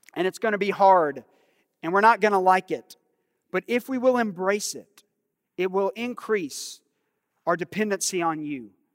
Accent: United States; us as American believers

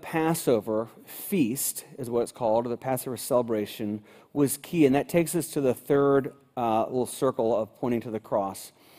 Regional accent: United States; Even though I was born in America, even though my parents took me to church occasionally, even though I was baptized as an infant

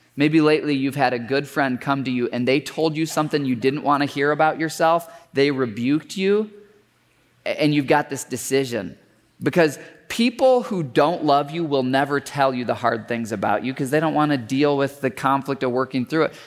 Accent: Michigan, United States; I grew up in Michigan

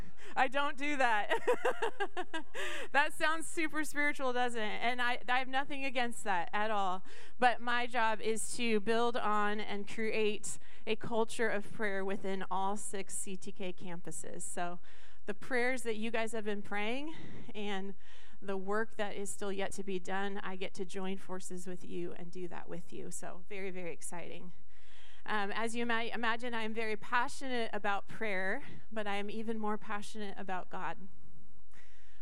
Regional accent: Skagit County, Washington, United States; I grew up in Skagit County

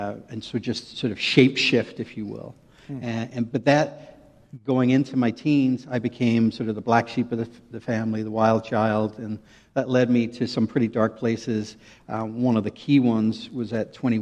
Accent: Northern Ireland, United Kingdom; moved away as an adult; now in United States; I grew up in Northern Ireland.

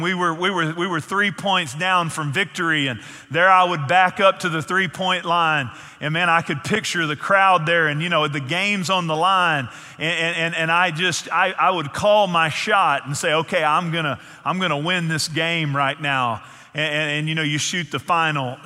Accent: Northeast Texas, United States; I grew up in Northeast Texas

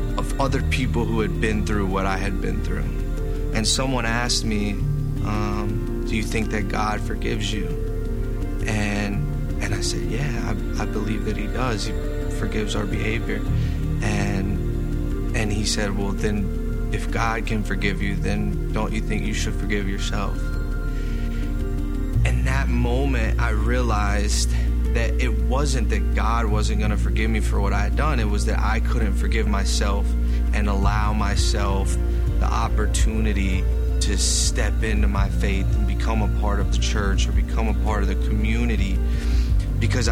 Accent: Lincolnton, North Carolina, United States; born or raised there

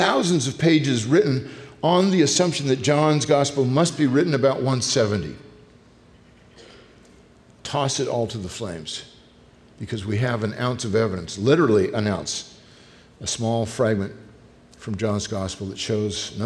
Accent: California, United States; I grew up in California

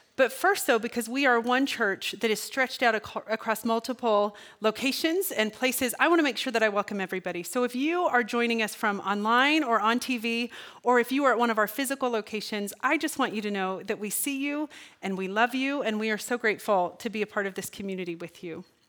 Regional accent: Kansas, United States; I'm from Kansas

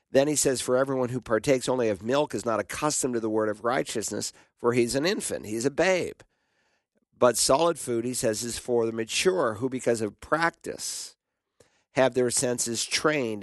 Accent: the South, Southern United States, United States; accent: Southern; in Southern English, we'd say "you all,"

